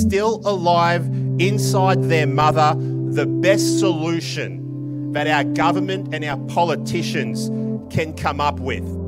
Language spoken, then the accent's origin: English; Victoria, Australia; in my home state of Victoria